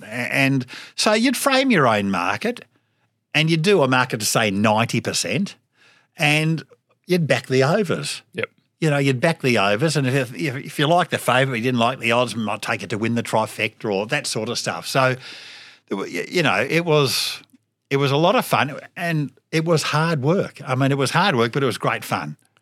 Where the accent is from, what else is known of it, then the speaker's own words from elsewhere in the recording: Melbourne, Victoria, Australia; Scotch College, when I went there, uh, Mel, Cup Day wasn't a public holiday.